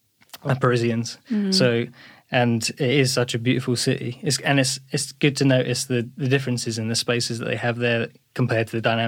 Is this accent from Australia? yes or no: no; East of England, United Kingdom; I grew up in Essex.